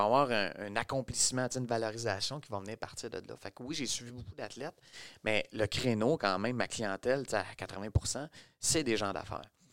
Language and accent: French; Montreal, Quebec, Canada; je suis né à Montréal de deux parents